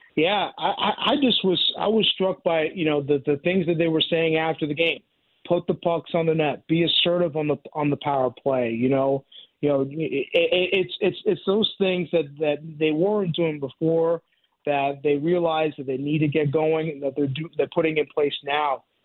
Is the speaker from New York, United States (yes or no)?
yes; New York, United States; now in St. Louis, United States; I grew up in New York as a Yankees fan